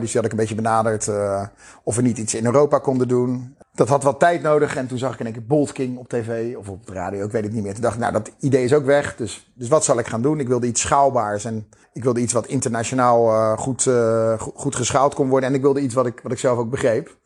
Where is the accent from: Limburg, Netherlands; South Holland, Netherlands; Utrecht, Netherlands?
South Holland, Netherlands; Krimpen aan den IJssel; mijn dorp, waar ik vandaan kom. Het eh, prachtige Krimp van de IJssel, onder de rook van Rotterdam